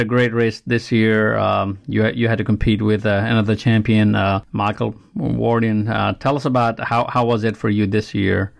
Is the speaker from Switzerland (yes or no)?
no; Nepal; now in Alabama, United States; I'm from Nepal